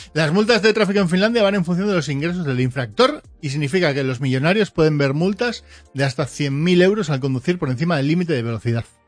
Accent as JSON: {"language": "Spanish", "town": "Portugalete", "region": "Basque Country", "country": "Spain", "said": "de donde soy yo, de Porto, Portugalete"}